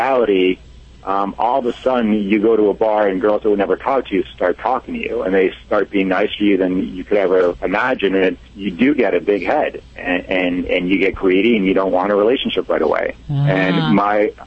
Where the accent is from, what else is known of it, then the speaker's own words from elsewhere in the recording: Italy; I'm Italian